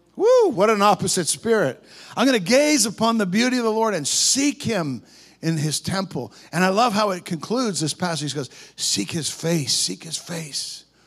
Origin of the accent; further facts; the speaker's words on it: Canada; We're Canadian boys.